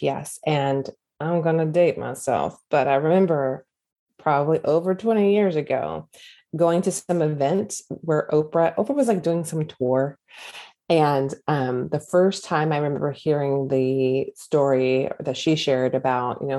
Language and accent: English; California, United States; moved away as an adult; also born or lived in Hawaii / the South; I grew up in California at that time, my whole entire life